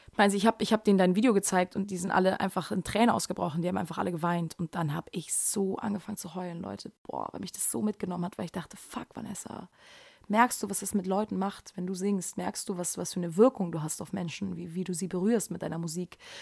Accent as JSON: {"language": "German", "region": "Hamburg", "country": "Germany", "said": "ich komme hier aus Hamburg, ich bin aber, eigentlich bin ich in Bergedorf geboren, ähm, aber jetzt wohne ich in Eppendorf"}